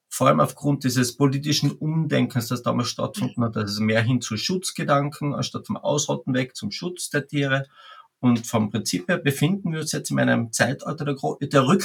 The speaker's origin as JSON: {"language": "German", "region": "Carinthia", "country": "Austria", "said": "ich komme aus Österreich, aus Kärnten, ganz im Süden an der Grenze Slowenien"}